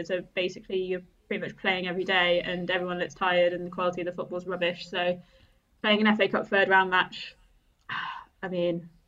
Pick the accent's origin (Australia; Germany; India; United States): Germany; so I grew up in Germany because my dad was in the RAF.